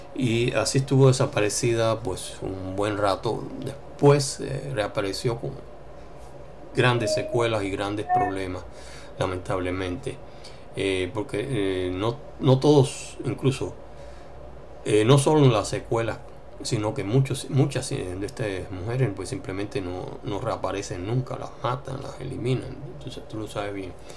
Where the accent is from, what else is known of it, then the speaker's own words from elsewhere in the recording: Colombia; moved away; como colombianos